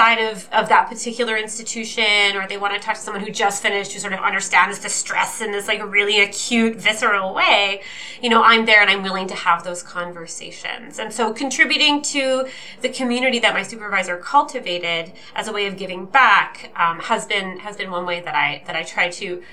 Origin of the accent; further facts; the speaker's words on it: Fredericton, New Brunswick, Canada; I'm from Fredericton, New Brunswick, in the unceded territory of the Listaquay